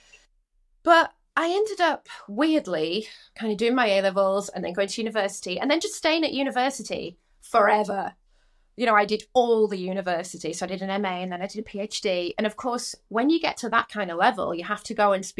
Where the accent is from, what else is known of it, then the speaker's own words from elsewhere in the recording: Rotherham, Yorkshire and the Humber, United Kingdom; moved away as an adult; also born or lived in London; I'm from Rotherham